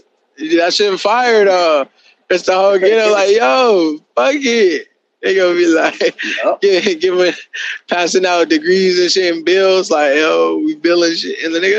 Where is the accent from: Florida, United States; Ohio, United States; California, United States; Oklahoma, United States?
Ohio, United States; I'm from Ohio